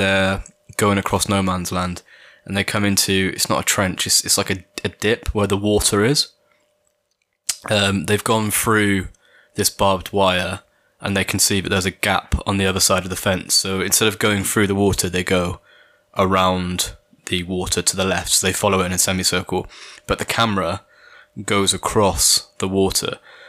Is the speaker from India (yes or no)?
no; Brockworth, South West England, United Kingdom; also born or lived in Stroud; I was born in Stroud, you know. Did you know that? Stroud Maternity Hospital. I didn't move to Brockwith until I was 6.